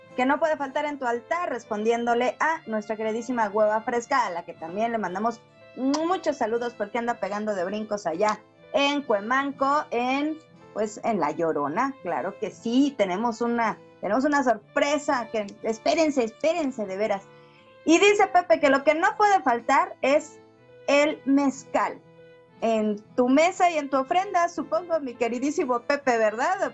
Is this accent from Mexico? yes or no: yes; Mexico; nos identifica como mexicanos